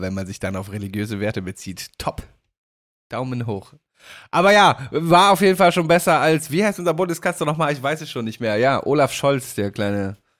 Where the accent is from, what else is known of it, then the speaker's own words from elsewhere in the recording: Damme, Lower Saxony, Germany; aus meiner Heimat